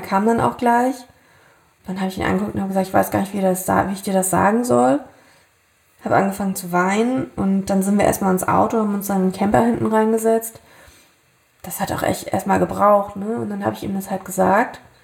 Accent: Thuringia, Germany; moved away; habe damals ja wieder in meiner alten Heimat in Thüringen gelebt

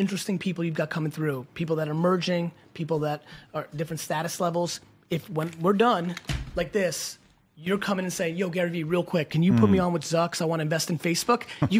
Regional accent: Russia; moved away; I was born in Russia.

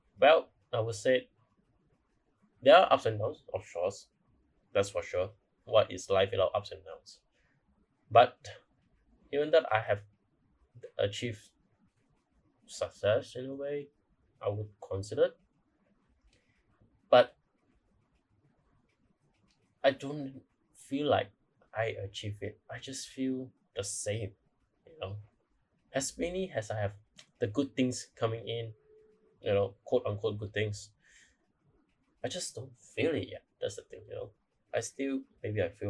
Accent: Malaysia; I'm from Malaysia

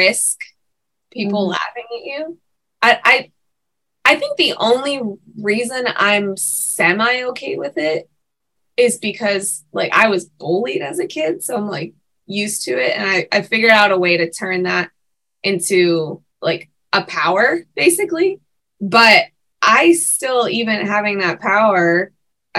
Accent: Pittsburgh, Pennsylvania, United States; the Tall Family Theater in Pittsburgh, which is my hometown

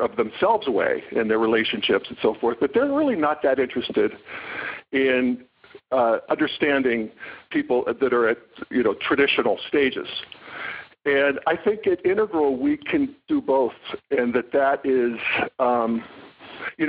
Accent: Western Pennsylvania, United States; I come from the Western Pennsylvania people

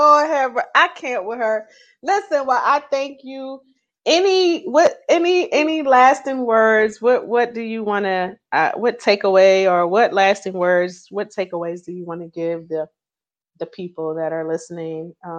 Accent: Philadelphia, Pennsylvania, United States; Kevin, I'm from Philly, Kevin. Yes, hey, I am.

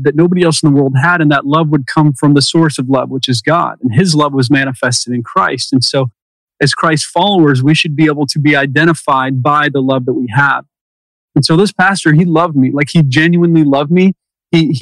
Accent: Utah, United States; I spent my high school years out in Utah.

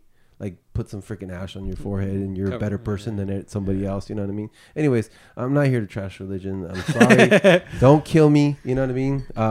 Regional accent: United States; you know, I'm Mexican American, right? My father is from Mexico. Our ancestors are Native American, right?

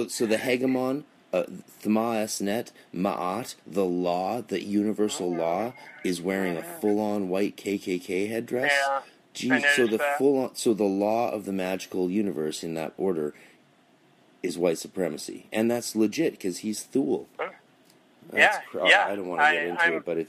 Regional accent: Canada; now in United States; I'm a Canadian stuck in America. I can't go home

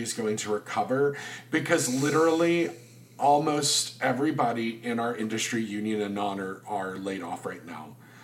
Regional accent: the South, United States; I'm from the South.

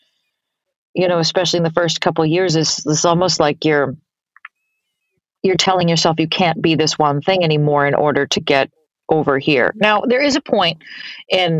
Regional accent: Boston, Massachusetts, United States; moved away as an adult; also born or lived in New York City; I grew up in Boston, Massachusetts, doing musicals and comedy.

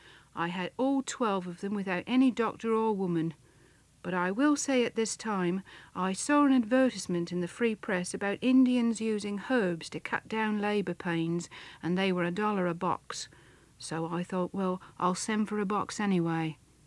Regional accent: England, United Kingdom; now in Canada; I never had a doctor ever since I come from England to Canada

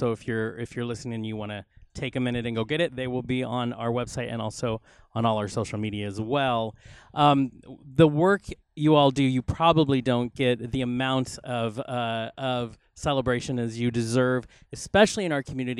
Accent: Spokane, Washington, United States; now in Los Angeles, United States; you know, we mentioned earlier we came from Spokane. Well, LA, of course, is 20 times larger.

